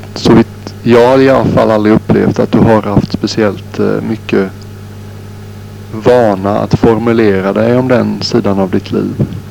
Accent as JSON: {"language": "Swedish", "country": "Sweden", "moved": "yes", "said": "när jag är hemma i Sverige"}